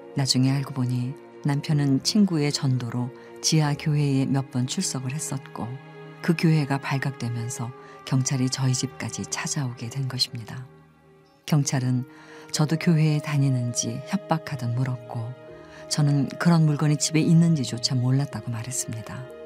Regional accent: Iran; moved away as an adult; now in South Korea; 저는 이란에서 온

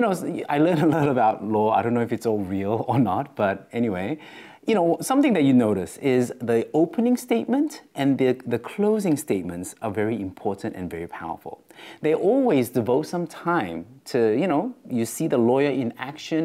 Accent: Australia; accent: Australian; my Australian accent

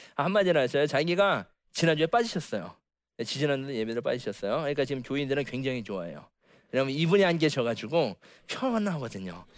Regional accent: Okcheon, North Chungcheong, South Korea; 원래는 옥천 시내에다 제가 옥천에 살았기 때문에

